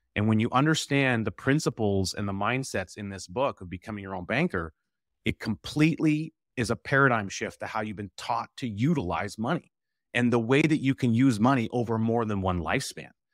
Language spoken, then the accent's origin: English; Camrose, Alberta, Canada; I'm originally from the Edmonton area, actually, uh, Camrose, Alberta